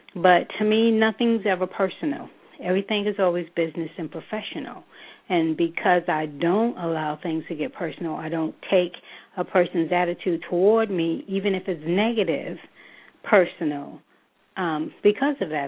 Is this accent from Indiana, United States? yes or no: no; New York, United States; moved away as an adult; now in Charlotte, United States; I am a native New Yorker. Um, I'm originally from New York.